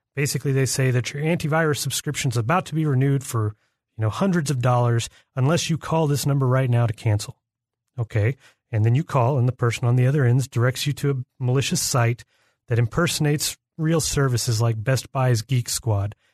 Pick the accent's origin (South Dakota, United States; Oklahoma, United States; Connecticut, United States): Oklahoma, United States; Oklahoma City; my hometown, Oklahoma City